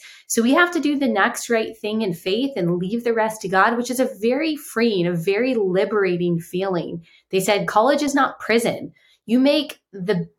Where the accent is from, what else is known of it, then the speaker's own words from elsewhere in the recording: Texas, United States; moved away as an adult; also born or lived in South Carolina; I grew up in Texas